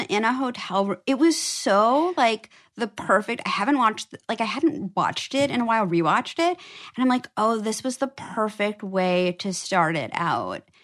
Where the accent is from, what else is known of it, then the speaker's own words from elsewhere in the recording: New York City, New York, United States; I grew up on the Upper East Side